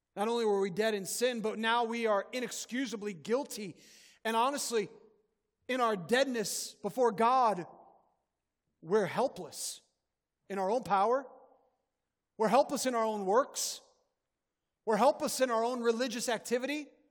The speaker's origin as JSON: {"language": "English", "region": "Northwest Indiana", "country": "United States", "tie": "born or raised there", "said": "When I was a kid, I grew up in Northwest Indiana"}